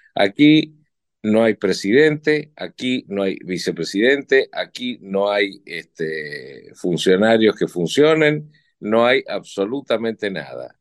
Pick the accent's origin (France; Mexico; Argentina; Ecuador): Argentina; qué somos y quiénes somos los argentinos